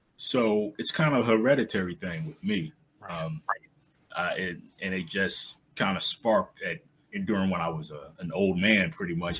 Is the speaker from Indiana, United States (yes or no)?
no; South Boston, Virginia, United States; moved away as an adult; now in Baltimore, United States; I'm from South Boston, Virginia, a small town in Southern Virginia, right on the borderline of North Carolina Virginia, about an hour or so outside of Raleigh. Uh, so I, I, grew up in that area